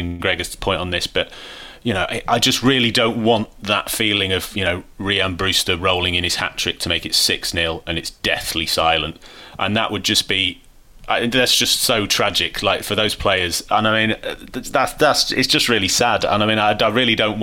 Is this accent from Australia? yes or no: no; Manchester, North West England, United Kingdom; I grew up in Manchester